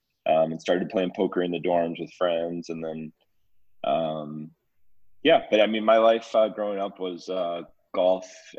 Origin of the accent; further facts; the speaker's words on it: McKinney, Texas, United States; I grew up in McKinney, Texas, just north of Dallas. Grew up as a big golfer